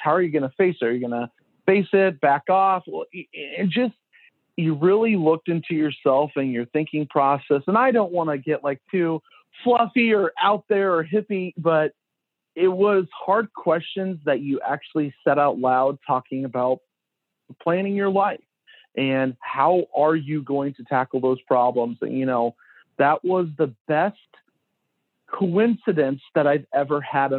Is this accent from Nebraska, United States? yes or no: yes; Ulysses, Nebraska, United States; Always born and raised in Nebraska. Ulysses is like my hometown.